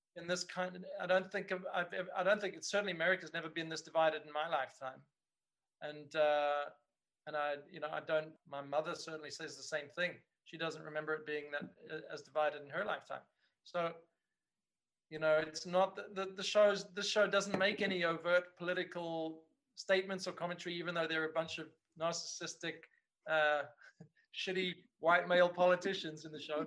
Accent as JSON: {"language": "English", "town": "Cape Town", "region": "Western Cape", "country": "South Africa", "tie": "born or raised there", "said": "working on on you know a show like this of this quality in my hometown"}